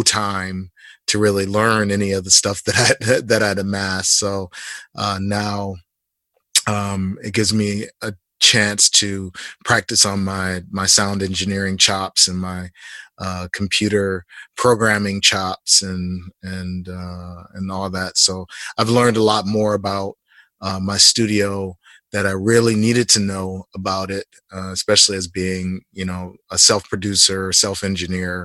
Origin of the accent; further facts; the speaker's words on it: Detroit, Michigan, United States; I'm from Detroit, Michigan